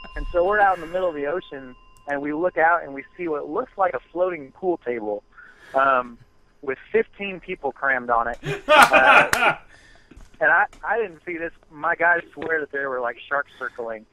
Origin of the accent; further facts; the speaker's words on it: Michigan, United States; moved away; I'm from Michigan originally, so it was cold up there